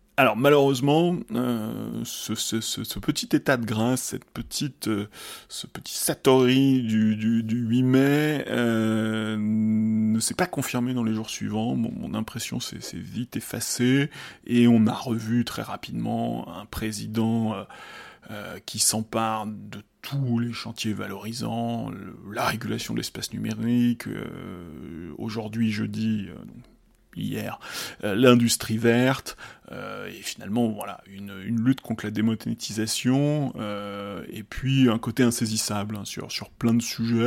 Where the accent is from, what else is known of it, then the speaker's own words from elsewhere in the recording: Lyon, Auvergne-Rhône-Alpes, France; Lyon, euh, ma ville natale.